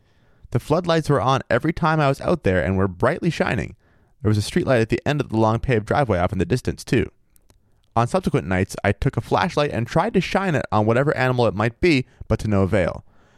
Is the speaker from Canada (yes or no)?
no; Maine, United States; also born or lived in Minnesota / Missouri / Vermont / New Hampshire; Because like, I've lived in Minnesota, Missouri, Vermont, New Hampshire. I'm actually from Maine originally.